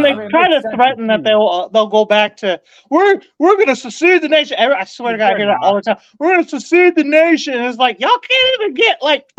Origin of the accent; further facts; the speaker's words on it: Texas, United States; I'm from Texas.